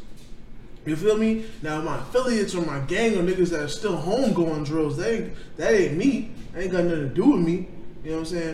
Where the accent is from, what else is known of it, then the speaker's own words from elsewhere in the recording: Florida, United States; also born or lived in New York; I was born in New York, Kev. Like, I was born in New York and raised in Florida.